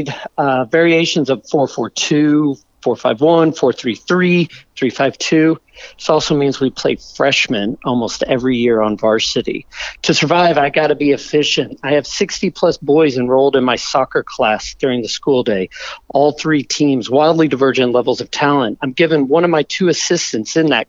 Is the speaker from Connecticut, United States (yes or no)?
no; Corpus Christi, Texas, United States; now in Austin, United States; I grew up in Corpus Christi, Texas, South Texas